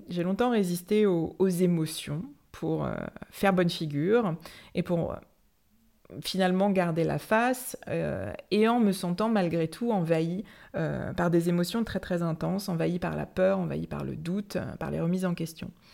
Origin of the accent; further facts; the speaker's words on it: Saint-Malo, Brittany, France; chez moi à Saint-Malo